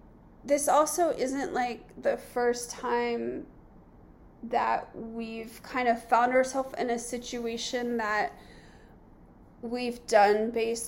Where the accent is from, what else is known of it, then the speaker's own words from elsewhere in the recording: Southern California, United States; moved away as an adult; we're from Southern California